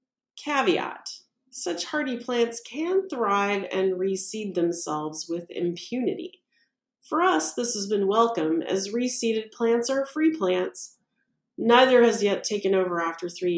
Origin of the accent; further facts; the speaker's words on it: Missouri, United States; my home state of Missouri